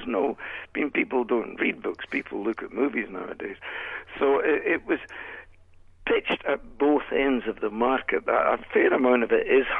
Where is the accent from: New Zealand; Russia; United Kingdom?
United Kingdom; Scotland; now in Canada; being from Scotland originally